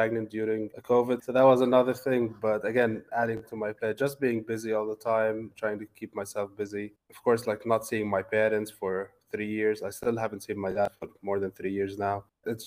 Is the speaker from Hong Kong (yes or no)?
no; Lebanon; moved away as an adult; also born or lived in Dubai, United Arab Emirates / Arlington, Virginia, United States; now in United States; I was born and raised in Lebanon and in the Middle East